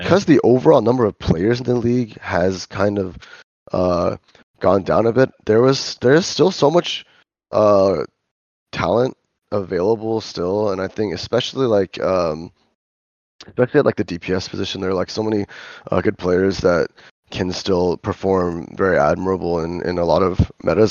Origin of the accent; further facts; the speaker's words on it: Los Angeles, California, United States; now in Korea; I'm from L